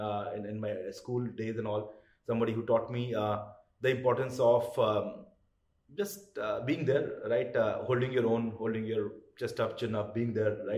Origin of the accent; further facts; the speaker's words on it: Kolkata, West Bengal, India; moved away; I grew up in Calcutta